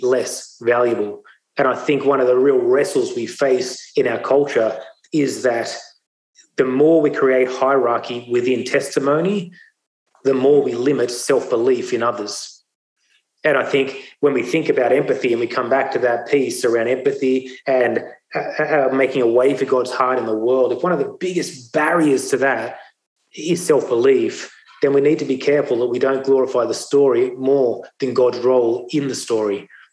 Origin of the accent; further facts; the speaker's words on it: Sydney, New South Wales, Australia; also born or lived in India; my life went on to growing up in the Sutherland Shire